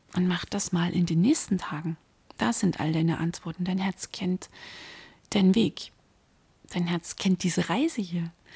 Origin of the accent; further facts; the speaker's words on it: Dresden, Saxony, Germany; born or raised there